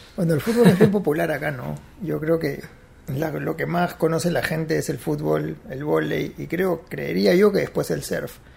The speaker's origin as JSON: {"language": "Spanish", "town": "Huanchaco", "region": "La Libertad", "country": "Peru", "tie": "born or raised there", "also_born_or_lived": "Cajabamba", "said": "mis papás siguieron su recorrido, llegaron a Trujillo, bajaron a Huanchaco, les encantó el sitio y decidieron quedarse ahí"}